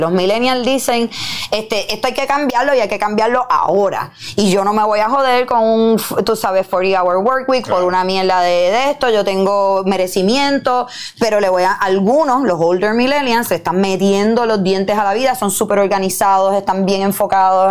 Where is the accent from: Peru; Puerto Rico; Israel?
Puerto Rico; soy una mujer boricua, con curvas, que hablo malo